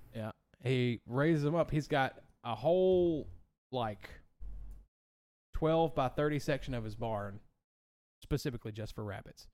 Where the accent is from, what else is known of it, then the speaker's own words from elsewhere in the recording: Pine Tucket, the South, United States; I grew up in Pine Tucket